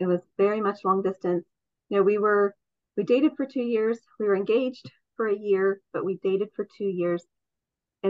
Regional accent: Ohio, United States; also born or lived in Washington State; now in Washington, United States; I was raised in Ohio, so I'm from the Midwest originally

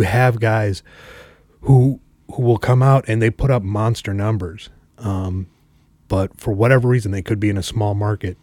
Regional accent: Chicago, Illinois, United States; I grew up in Chicago

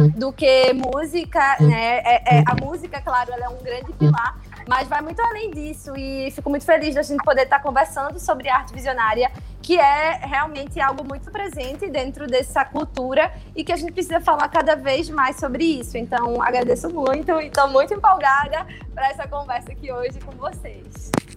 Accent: Recife, Pernambuco, Brazil; sou natural daqui de Recife, Pernambuco, onde hoje eu tenho o meu ateliê

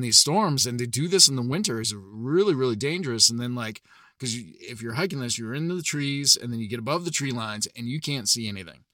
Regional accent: New Hampshire, United States; I'm originally from New Hampshire.

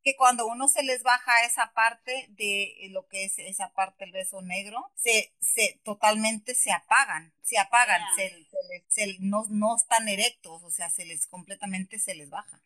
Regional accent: Sonora, Mexico; now in San Diego, United States; Soy de Sonora, soy de Sonora, soy mexicana, eh, pero eh, vivo aquí en San Diego, California.

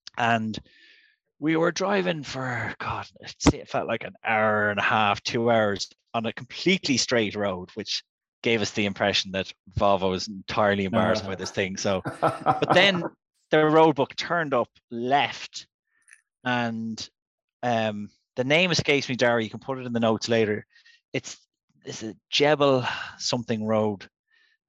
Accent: Ireland; We're healthy Irish gentlemen

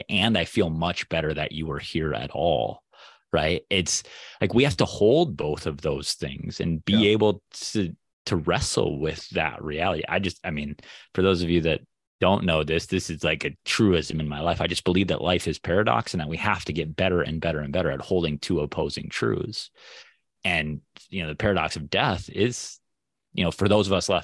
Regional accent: Minnesota, United States; growing up in Minnesota

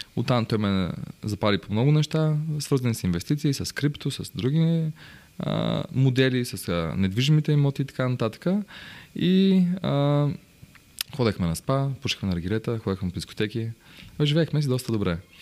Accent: Bansko, Blagoevgrad Province, Bulgaria; аз съм от Банско

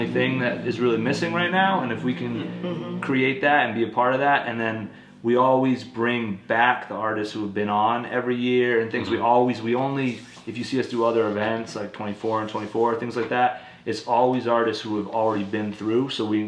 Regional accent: New Hampshire, United States; I'm from New Hampshire

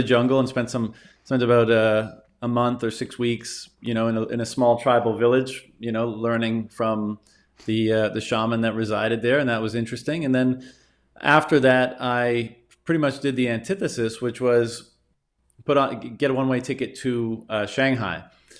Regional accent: Newfoundland and Labrador, Canada; The Coles Notes version is I grew up in Newfoundland, Canada.

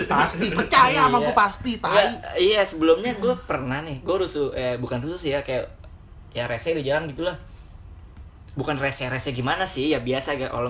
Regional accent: West Java, Indonesia; kalau nyokap gue kebetulan kan gue dari Jawa bagian West nih

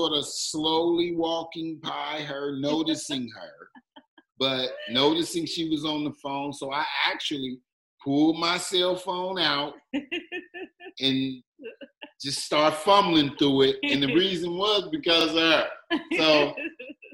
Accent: Ohio, United States; moved away as an adult; now in Virginia Beach, United States; I'm from Ohio originally. And when I moved here 11 years ago

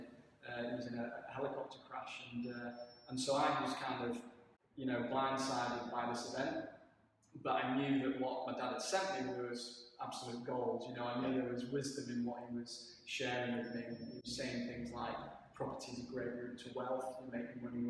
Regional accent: Woodford, North West England, United Kingdom; moved away as an adult; I grew up in the Northwest in Cheshire, just south of Manchester, a place called Woodford near Stockport

